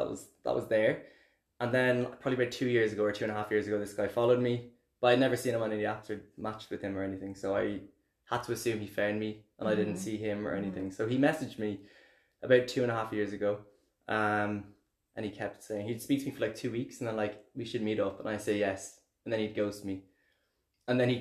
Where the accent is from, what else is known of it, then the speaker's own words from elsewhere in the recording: Dublin, Leinster, Ireland; accent: Irish; moved away as an adult; now in Berlin, Germany; I'm from Dublin